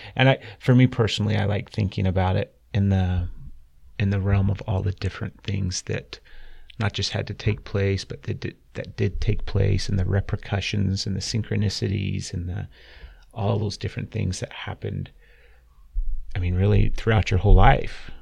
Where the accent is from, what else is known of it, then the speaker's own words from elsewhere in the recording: Utah, United States; I grew up here in Utah. I was born and raised in Utah